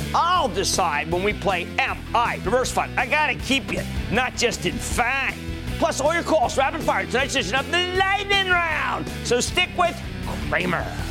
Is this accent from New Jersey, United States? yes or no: yes; New Jersey, United States; my home state of New Jersey